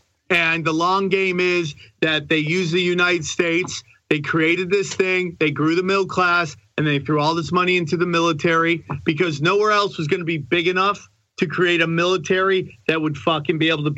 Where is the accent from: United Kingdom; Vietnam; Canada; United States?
Canada; Love being Canadian.